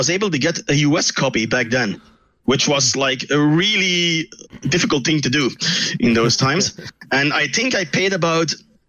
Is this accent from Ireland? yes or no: no; Belgium; people already knew that thanks to your fine intro. I'm actually from Belgium. It's across the pond. It's a very small country where we have three different languages in one country